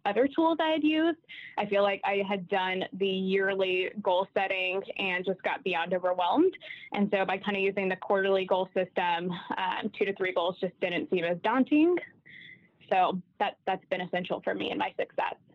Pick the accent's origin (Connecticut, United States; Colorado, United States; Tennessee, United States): Tennessee, United States; Nashville; moved away as an adult; now in Kansas City, United States; Born and raised in Nashville, but been in Kansas City for about seven years